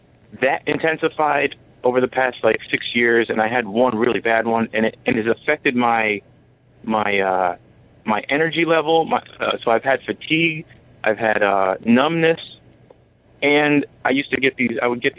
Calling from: New York, United States; New York.

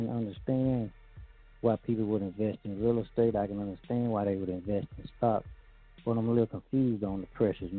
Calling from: Arkansas, United States; calling from Arkansas.

